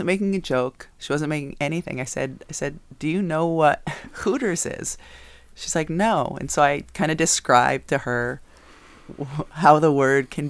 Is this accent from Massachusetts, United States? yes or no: yes; Southwick, Massachusetts, United States; My hometown, sorry, of Southwick, Massachusetts.